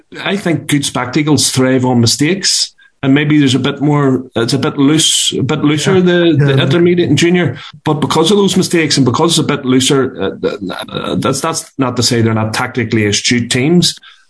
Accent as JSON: {"language": "English", "town": "Belfast", "region": "Northern Ireland", "country": "United Kingdom", "said": "I'm from North Belfast"}